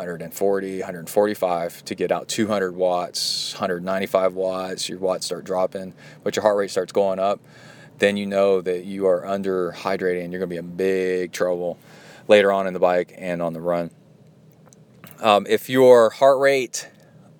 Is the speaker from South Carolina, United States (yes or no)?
no; Texas, United States; growing up in Texas, I mean, as a kid